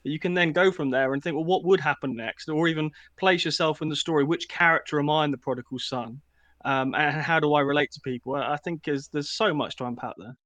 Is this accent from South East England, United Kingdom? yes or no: yes; Eastbourne, South East England, United Kingdom; I grew up in Eastbourne